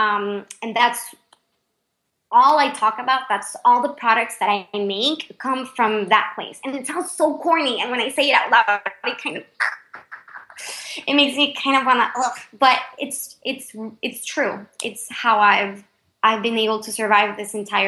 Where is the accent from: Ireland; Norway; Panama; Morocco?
Panama; English is a second language; moved away